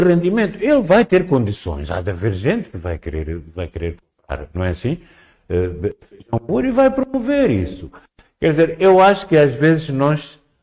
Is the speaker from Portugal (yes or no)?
no; Cabo Delgado, Mozambique; eu sou de Cabo Delgado